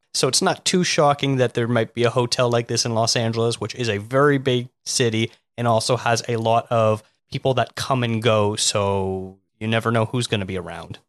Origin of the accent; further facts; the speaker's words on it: Toronto, Ontario, Canada; now in Vancouver, Canada; Well, I'm from Toronto, so the greater Toronto area, I've been all over there